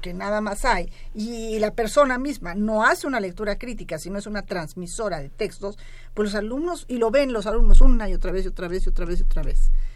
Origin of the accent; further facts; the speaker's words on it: Mexico; me voy a ver reflejada como mexicana